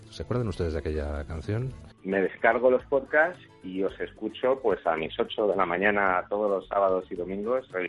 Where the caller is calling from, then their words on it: Toronto, Ontario, Canada; eh, soy el oyente de Sin Complejos y os escucho todos los fines de semana desde Toronto, Canadá.